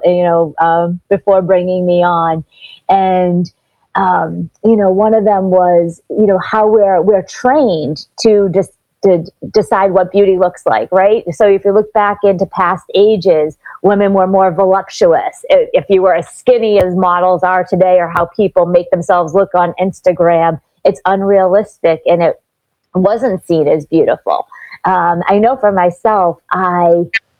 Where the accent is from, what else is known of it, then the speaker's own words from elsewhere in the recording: Boston, Massachusetts, United States; now in South Florida, United States; I grew up in Boston, which is where I am now, though I'm based in South Florida these days